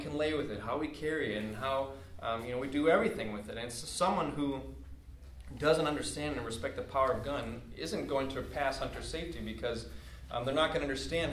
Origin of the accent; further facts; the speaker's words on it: Wisconsin, United States; I grew up in Wisconsin, out in the country